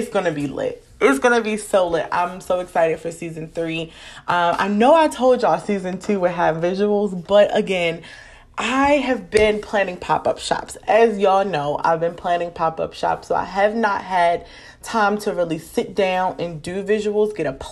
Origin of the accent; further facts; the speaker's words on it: Maryland, United States; I have to shout out my hometown. I have to shout out my home state, because y'all, I have so many people rocking with me across Maryland